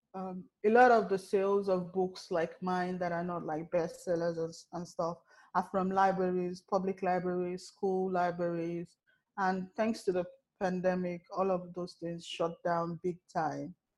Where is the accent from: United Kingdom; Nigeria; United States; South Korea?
Nigeria; as a Nigerian